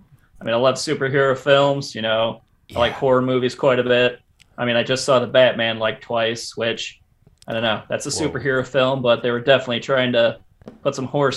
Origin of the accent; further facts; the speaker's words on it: Bettendorf, Iowa, United States; From Bettendorf, Iowa.